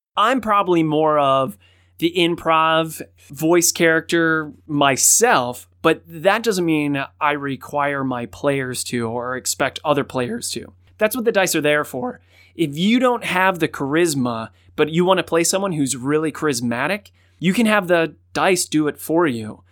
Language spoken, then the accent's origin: English; Cleveland, Ohio, United States; Cleveland, which is my hometown